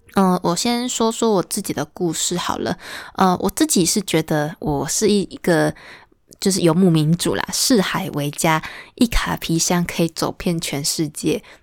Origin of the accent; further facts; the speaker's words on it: Huwei, Yunlin County, Taiwan; now in Chiayi, Taiwan; 因为我从小出生其实不在嘉义，是在云林的湖尾，那那边也住了好几十年，就后后来就是陆陆续续搬家。